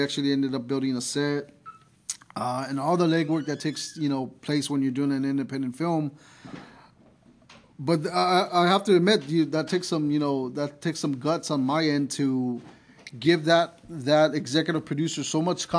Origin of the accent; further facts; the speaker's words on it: San Antonio, Texas, United States; I love San Antonio, you know, it's my hometown